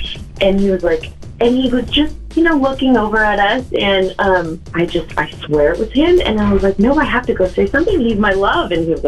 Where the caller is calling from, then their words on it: Sonoma, California, United States; I'm calling from Sonoma.